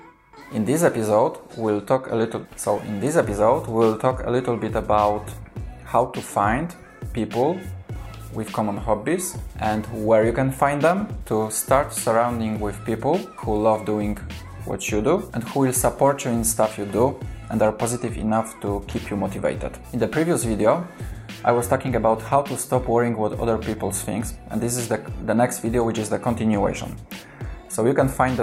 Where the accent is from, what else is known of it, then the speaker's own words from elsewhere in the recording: Kraków, Lesser Poland, Poland; first language Polish; English is a second language; because I'm from Kraków